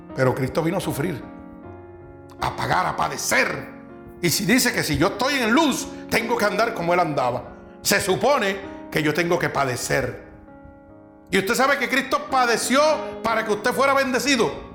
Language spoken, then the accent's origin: Spanish; Vega Baja, Puerto Rico; aquí hay gente que somos de Vega Baja